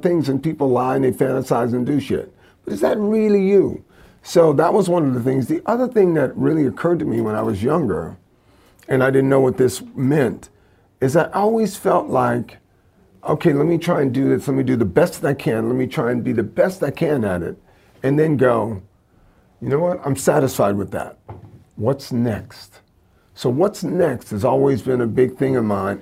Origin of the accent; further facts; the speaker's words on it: Louisiana, United States; growing up in Louisiana